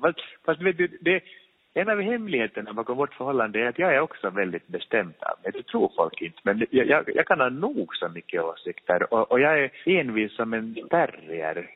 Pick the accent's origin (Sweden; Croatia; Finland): Finland; moved away; jag är från Finland